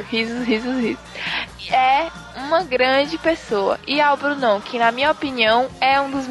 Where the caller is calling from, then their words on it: Fortaleza, Ceará, Brazil; olá, amigos do Jurassic. Eu sou de Fortaleza.